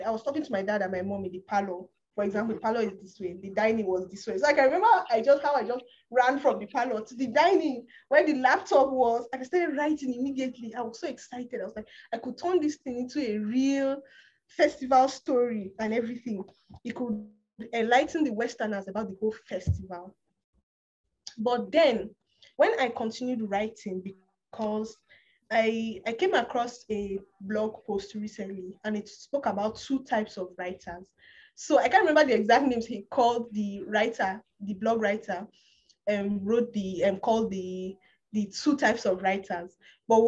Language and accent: English; Kaduna State, Nigeria; also born or lived in Kogi State; I'm not from Kaduna State, I'm from Kogi State. Yeah. I was born and brought up and still lives in Kaduna State